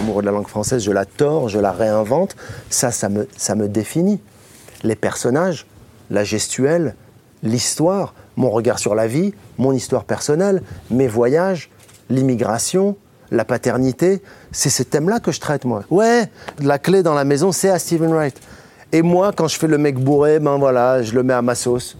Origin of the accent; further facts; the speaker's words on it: Morocco; Je suis du Maroc